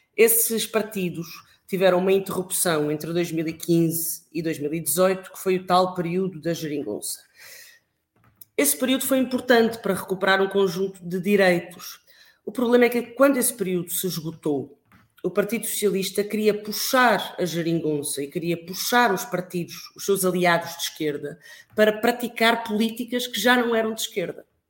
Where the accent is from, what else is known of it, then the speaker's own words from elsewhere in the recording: Alentejo, Portugal; moved away; also born or lived in Coimbra; eu nasci no Alentejo, numa pequena vila alentejana